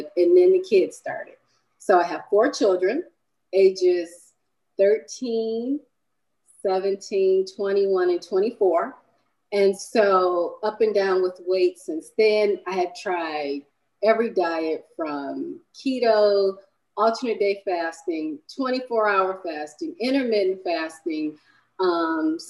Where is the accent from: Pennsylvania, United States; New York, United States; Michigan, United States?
Michigan, United States; I was born in Michigan